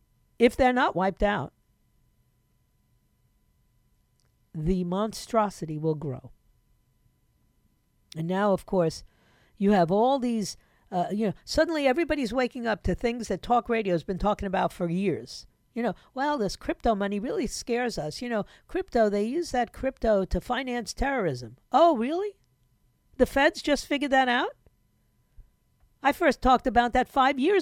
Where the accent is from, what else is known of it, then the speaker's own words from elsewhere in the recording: New York, United States; moved away; in New York, okay, my hometown